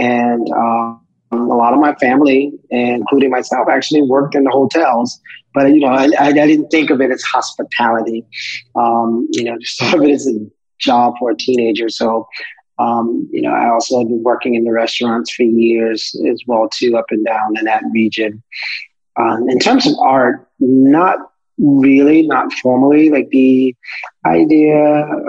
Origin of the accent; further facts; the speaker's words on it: Pawleys Island, South Carolina, United States; moved away as an adult; also born or lived in Myrtle Beach, South Carolina; now in Washington, D.C., United States; I was born in Pawleys Island, South Carolina, which is a part of the Gullah Geechee region series of various islands where my ancestors were brought over from Western Africa and enslaved and worked those plantations for hundreds of years and spent my life there until about 17, 18 when I went to college